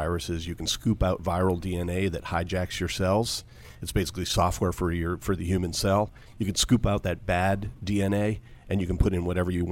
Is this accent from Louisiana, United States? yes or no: no; Lexington, Massachusetts, United States; Lexington, Massachusetts